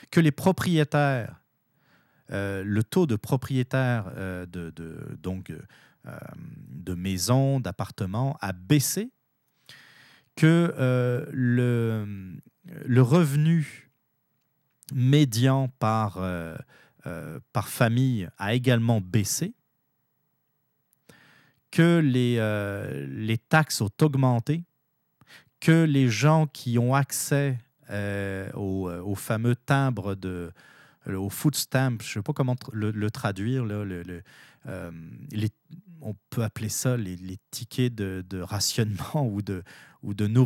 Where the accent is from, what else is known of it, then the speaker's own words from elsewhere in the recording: Canada; Maintenant, en tant que Canadien, mais aussi pour les Américains, nous avons tous intérêt à ce que ça se passe le mieux possible.